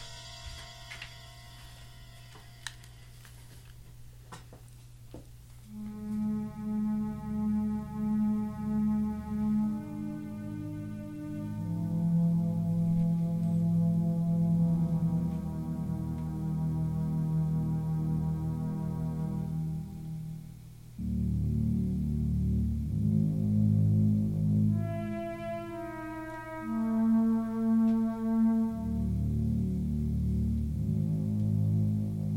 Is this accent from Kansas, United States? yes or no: yes; Stanley, Kansas, United States; I grew up in Stanley, Kansas